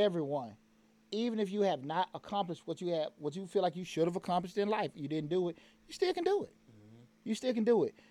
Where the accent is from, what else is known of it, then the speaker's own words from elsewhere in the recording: Atlanta, Georgia, United States; growing up in Bankhead